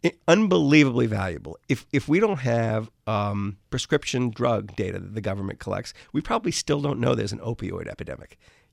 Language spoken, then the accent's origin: English; New Orleans, Louisiana, United States; I grew up in New Orleans. So, you know, hurricanes when I was a kid, used to like come out of nowhere and you didn't know where they were going to hit.